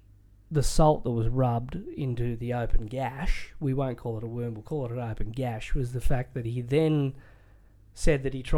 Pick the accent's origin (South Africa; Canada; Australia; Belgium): Australia; as an Australian sports fan